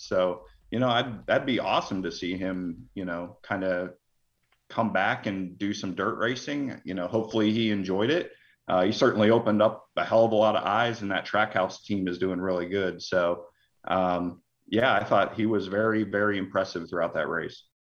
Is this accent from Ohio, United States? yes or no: yes; Hubbard, Ohio, United States; I grew up in Hubbard, Ohio, which is outside of Youngstown